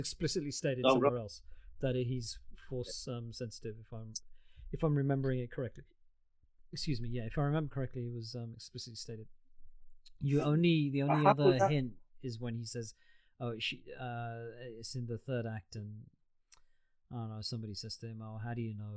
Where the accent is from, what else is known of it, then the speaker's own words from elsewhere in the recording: United Kingdom; I'm British born